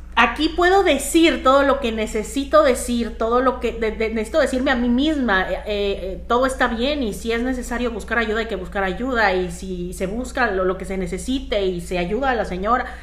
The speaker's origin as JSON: {"language": "Spanish", "country": "Mexico", "also_born_or_lived": "Canada", "moved": "yes", "lives_now": "Miami, United States", "said": "yo soy mexicana, en mi caso, viviendo en Canadá"}